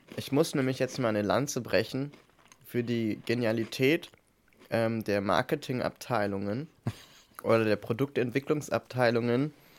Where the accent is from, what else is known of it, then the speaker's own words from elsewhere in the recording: East Germany, Germany; ich komme halt aus dem Osten